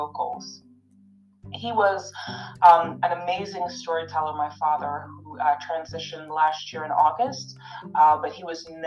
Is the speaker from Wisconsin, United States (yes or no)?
yes; Wisconsin, United States; I was raised in Wisconsin